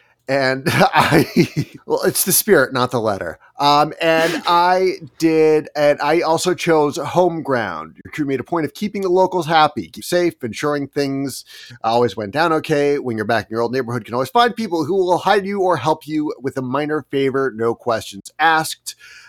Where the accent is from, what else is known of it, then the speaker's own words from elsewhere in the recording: New York City, New York, United States; I'm from New York City